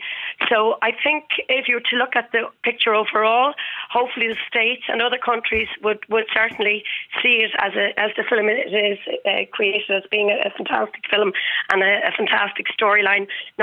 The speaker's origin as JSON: {"language": "English", "country": "Ireland", "said": "being Irish, we understand the wit."}